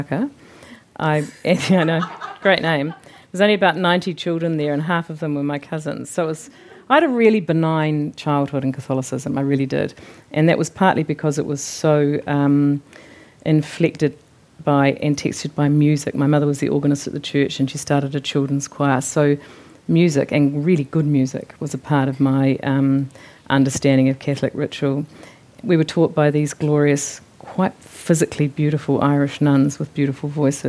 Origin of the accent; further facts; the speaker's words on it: Christchurch, Canterbury, New Zealand; moved away as an adult; now in Wellington, New Zealand; Christchurch as a place has always been stitched to family and all the detail of my growing up